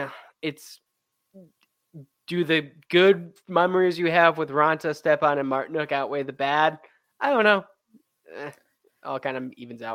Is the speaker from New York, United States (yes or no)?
yes; Western New York, United States; I'm from Western New York